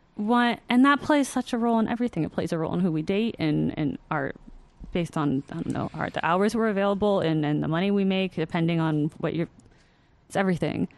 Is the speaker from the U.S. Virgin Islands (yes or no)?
yes; U.S. Virgin Islands; moved away; I'm from the Virgin Islands, and my dad and my stepfamily still live there